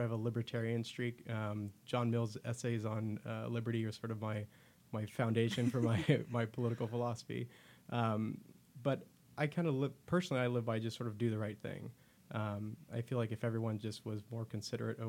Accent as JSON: {"language": "English", "town": "Turlock", "region": "California", "country": "United States", "tie": "born or raised there", "said": "I was born and raised in Turlock, I've seen it firsthand, I've seen it grow"}